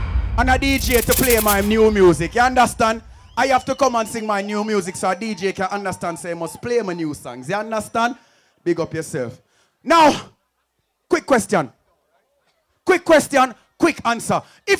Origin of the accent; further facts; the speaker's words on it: Jamaica; I already told you I'm from Jamaica.